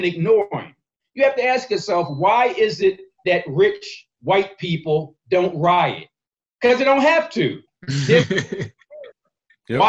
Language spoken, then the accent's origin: English; Philadelphia, Pennsylvania, United States; I was born and raised in North Philly, 20th in York